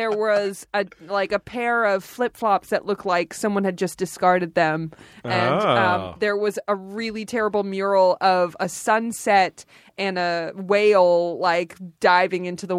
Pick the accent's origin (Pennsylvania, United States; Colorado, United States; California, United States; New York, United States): California, United States; Los Angeles; I grew up in North Hollywood